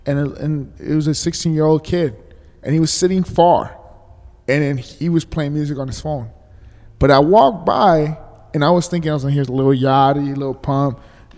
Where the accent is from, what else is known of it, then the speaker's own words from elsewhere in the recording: Los Angeles, California, United States; And it's the same thing where I grew up. I'm from Silver Lake. It used to be hood as fuck. It used to be mad hood as fuck.